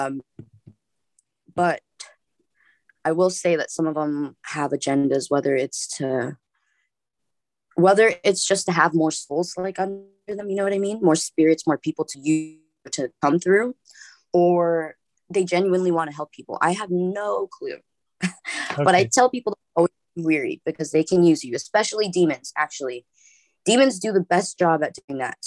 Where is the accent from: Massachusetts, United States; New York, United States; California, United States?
California, United States; Los Angeles; I live in Los Angeles. I was born in Hollywood